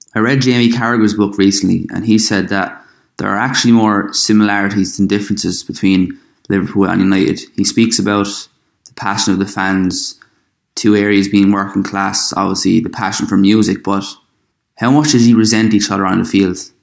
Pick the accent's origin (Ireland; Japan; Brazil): Ireland; I'm from Ireland